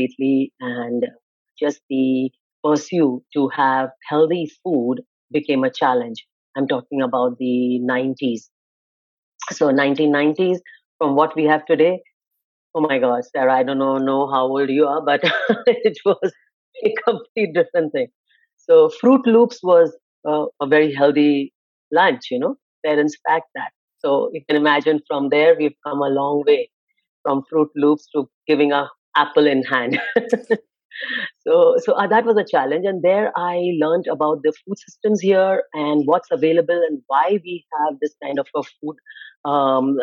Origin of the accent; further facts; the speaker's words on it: Mumbai, Maharashtra, India; moved away as an adult; now in Canada; I'm born and brought up in India. I'm a metro city girl. I'm from Mumbai. When I was growing up there, it was called Bombay